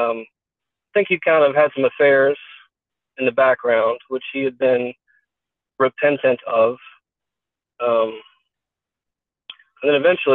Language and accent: English; Kentucky, United States; I'm from Kentucky